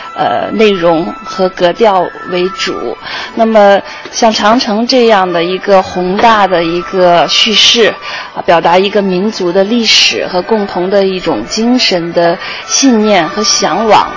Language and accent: Chinese; Tianjin, China; 我的家乡天津